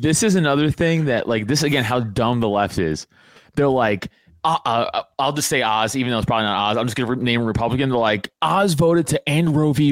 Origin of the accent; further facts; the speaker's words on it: New York, United States; now in near Philadelphia, United States; I'm from New York